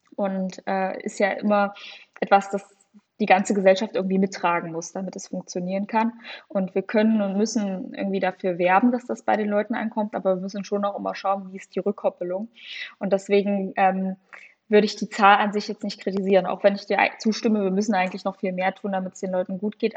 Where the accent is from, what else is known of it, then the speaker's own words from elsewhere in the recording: Saxony-Anhalt, Germany; now in Jena, Germany; ich wohne zwar jetzt in Jena, deswegen kenne ich die Unterschiede auch so gut, aber ich komme zwar aus Sachsen-Anhalt, aber das ist mit Thüringen da relativ vergleichbar, total aus dem ländlichen Raum